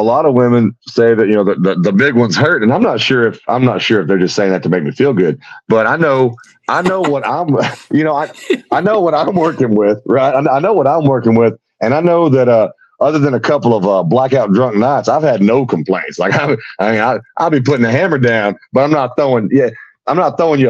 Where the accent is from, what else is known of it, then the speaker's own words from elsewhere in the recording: Houston, Texas, United States; now in Sherman, United States; I was born up here in Sherman, which is north of Dallas, real redneck area up here. But I was raised in and around Houston, Texas